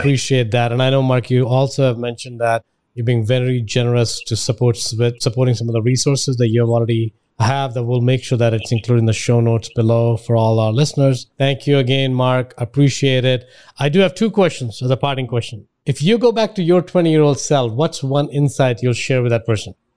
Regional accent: India; now in United States; I grew up in India

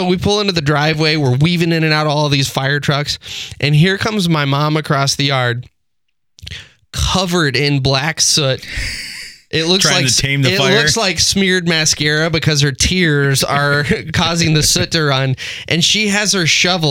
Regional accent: Texas, United States; moved away; I'm originally from Texas

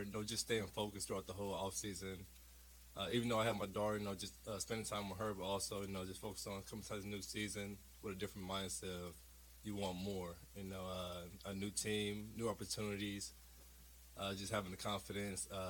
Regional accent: Tulsa, Oklahoma, United States; I came from Tulsa.

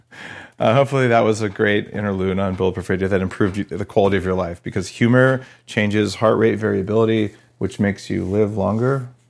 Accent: New Mexico, United States; moved away; also born or lived in California; I grew up in New Mexico, right?

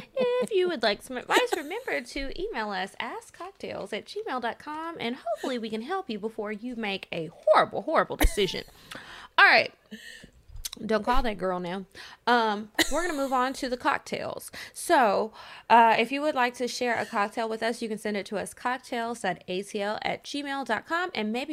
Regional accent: New York City, New York, United States; Side note, I'm from New York City, and it was kind of a thing to smoke on the highway at night or drive out the city and smoke in the burbs.

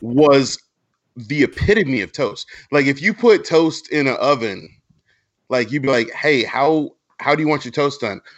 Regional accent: Alameda, California, United States; That's my hometown.

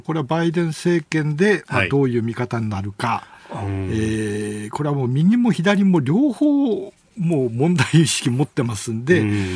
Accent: Toyama, Japan; 私もあの富山出身なんで

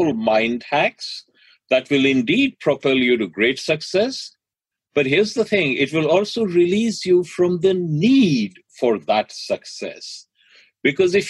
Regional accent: Delhi, India; now in United States; I grew up in Delhi

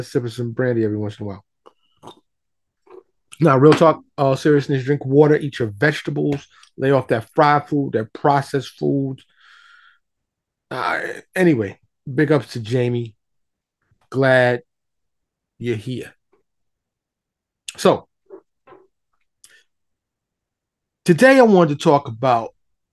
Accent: New York, United States; I grew up in New York

